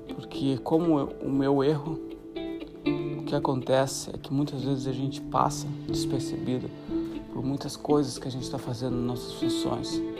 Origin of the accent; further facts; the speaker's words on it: Santa Catarina, Brazil; moved away as an adult; also born or lived in Africa / South America / Europe; sou brasileiro de Santa Catarina